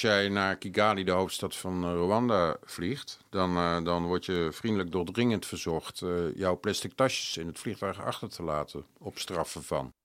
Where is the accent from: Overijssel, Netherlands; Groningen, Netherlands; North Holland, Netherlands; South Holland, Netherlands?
North Holland, Netherlands; Amsterdam; als Amsterdammer